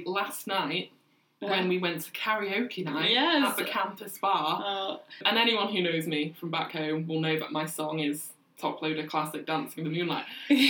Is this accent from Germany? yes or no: no; United Kingdom; moved away as an adult; now in Ottawa, Canada; what's a Brit from Alabama doing in Ottawa? Wrong Birmingham.